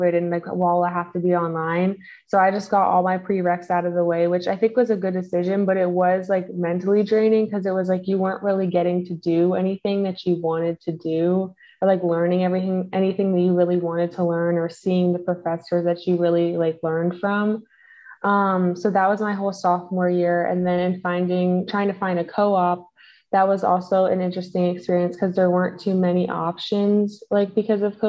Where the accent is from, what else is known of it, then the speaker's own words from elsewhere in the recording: Maryland, United States; I was living in the dorms because I'm from Maryland